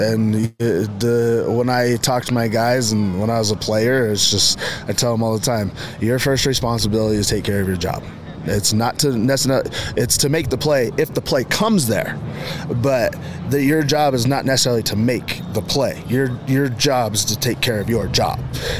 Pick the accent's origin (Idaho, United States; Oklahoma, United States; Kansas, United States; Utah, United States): Utah, United States; I knew me growing up in Carbon County